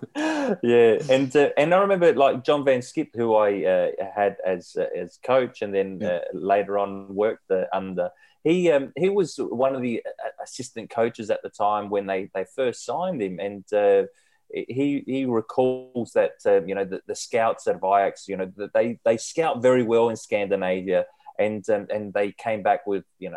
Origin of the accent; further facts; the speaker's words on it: Australia; being Australian